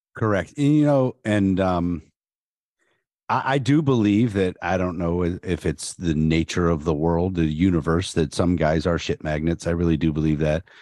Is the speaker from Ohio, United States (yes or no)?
yes; Canton, Ohio, United States; I'm from Canton, so that was my hometown